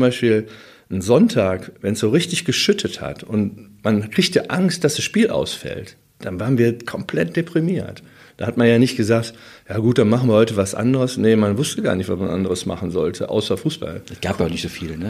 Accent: Wuppertal, North Rhine-Westphalia, Germany; ich wohnte am Norxholchen, äh, so, so eine Siedlung in der Nähe ähm, am Röttgen, Öllendal

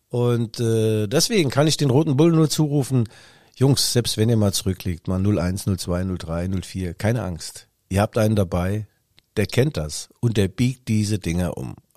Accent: Leipzig, Saxony, Germany; Ist zwar gemein als Leipziger, aber ja, da ist mir das Bier näher als die Hose.

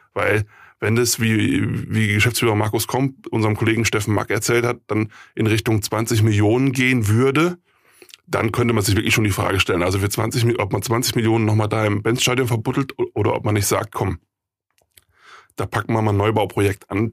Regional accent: North Rhine-Westphalia, Germany; moved away; ich komme ja ursprünglich aus Nordrhein-Westfalen

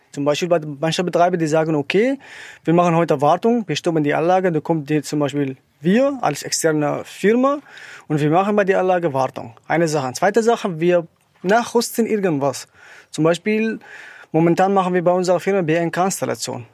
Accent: Syria; German is a second language; moved away as an adult; now in Germany; ich komme ursprünglich aus Syrien. Ich bin seit 2016 hier in Deutschland.

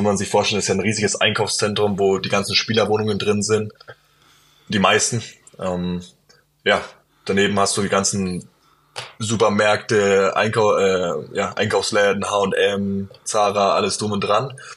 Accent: Bayreuth, Bavaria, Germany; also born or lived in Bamberg / Würzburg; now in Bonn, Germany; ich komme aus Bayreuth

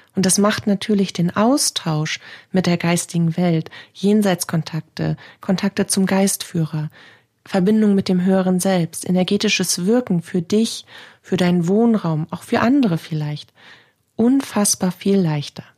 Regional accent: Northern Germany, Germany; bei uns in Norddeutschland

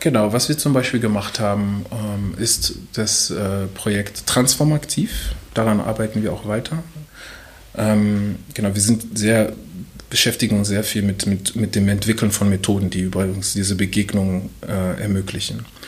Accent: DR Congo; now in Germany; ich komme auch noch aus dem Kongo

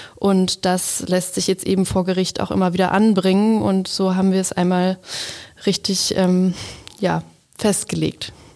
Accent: Germany; bei uns in Deutschland

